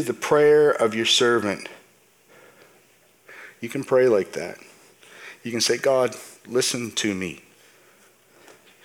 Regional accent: Canada; I was born and raised in Canada. Canada is where I'm from, and so I consider Canada my home.

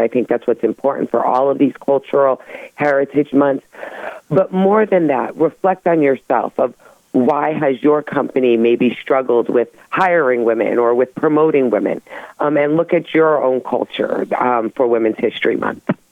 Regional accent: United States; we're American

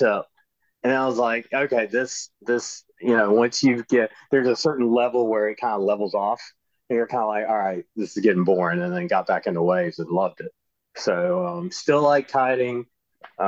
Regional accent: Wilmington, North Carolina, United States; I grew up in Wilmington, kind of like a small version of Charleston. My parents lived at Curie Beach

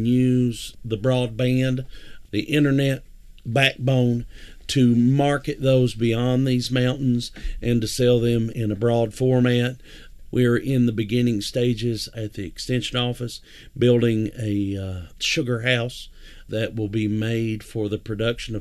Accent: Whitesburg, Kentucky, United States; I was from Whitesburg

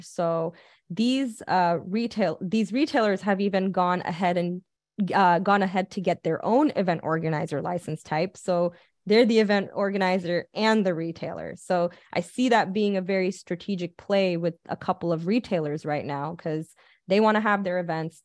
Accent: Pasadena, California, United States; I'm from Pasadena

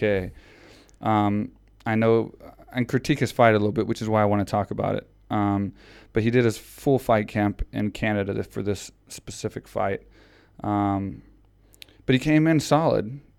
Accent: Houston, Texas, United States; it was in Houston, Texas. So it was in my hometown

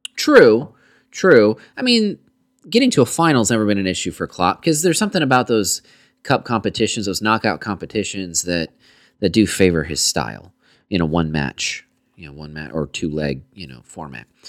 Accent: United States; we're obviously American

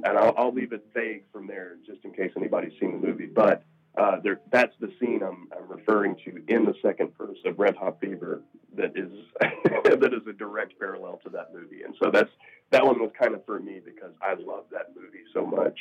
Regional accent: the South, United States; I'm from the South, so I've lived in the South my whole life.

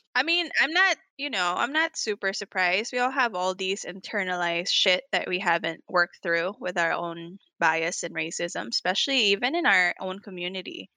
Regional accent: Atlanta, Georgia, United States; now in Los Angeles, United States; we grew up in predominantly Caucasian neighborhood in Atlanta

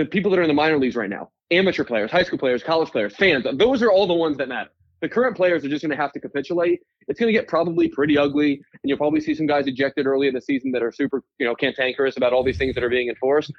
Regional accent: Philadelphia, Pennsylvania, United States; my hometown team

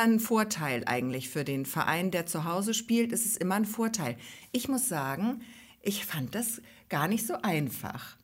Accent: Neustadt in Holstein, Schleswig-Holstein, Germany; Pelzerhaken gehört ja zu unserer Heimatstadt Neustadt in Holstein

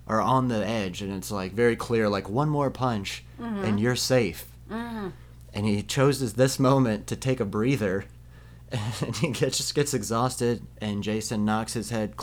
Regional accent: Ohio, United States; growing up in Ohio

